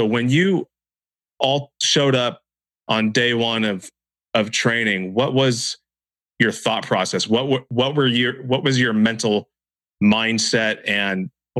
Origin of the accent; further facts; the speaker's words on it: Santa Cruz, California, United States; a guy that I grew up with here in Santa Cruz, who was also a SEAL.